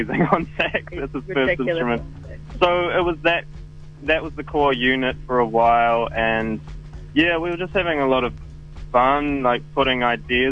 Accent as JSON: {"language": "English", "region": "Wellington", "country": "New Zealand", "tie": "born or raised there", "said": "I've been here most of my life"}